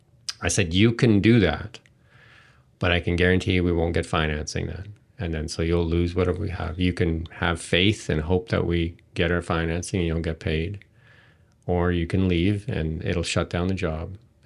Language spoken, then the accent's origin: English; Edmonton, Alberta, Canada; I came from Edmonton